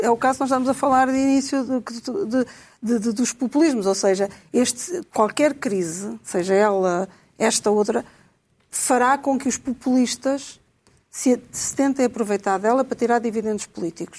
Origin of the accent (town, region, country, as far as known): Portugal